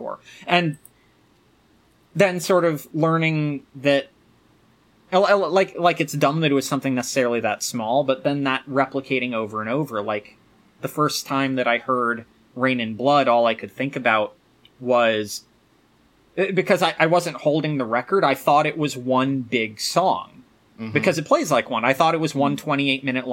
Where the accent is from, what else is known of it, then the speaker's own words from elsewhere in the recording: Virginia, United States; the area that I grew up, I was close enough to Richmond